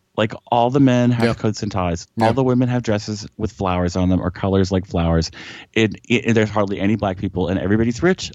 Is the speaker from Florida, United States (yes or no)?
no; South Georgia, United States; I grew up in South South Georgia